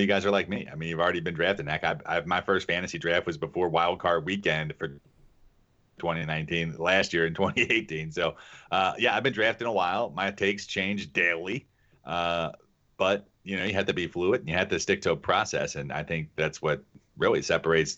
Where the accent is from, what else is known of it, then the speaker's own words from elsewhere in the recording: Kentucky, United States; I grew up in Kentucky. We start betting ponies when we're like 8 years old